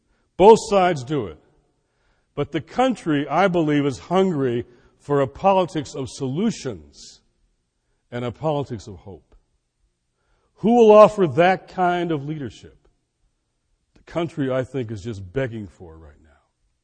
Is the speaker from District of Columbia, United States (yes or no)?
yes; Washington, District of Columbia, United States; My hometown in Washington, D.C., has a way of handling political issues.